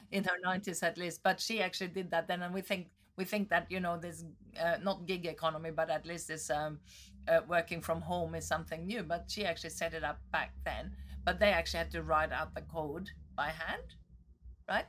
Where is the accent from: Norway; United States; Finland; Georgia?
Norway; Northern Norway; moved away; I grew up in Norway. I was born in the, v, near the Arctic Circle